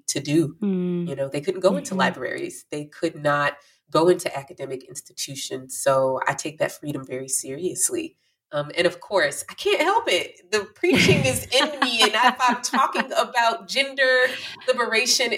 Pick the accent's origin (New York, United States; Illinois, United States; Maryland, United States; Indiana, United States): Illinois, United States; Chicago; also born or lived in Danville, Illinois; I was born in Danville, Illinois. And shortly after my birth, I was relinquished by my birth mother and adopted by a Black family in Chicago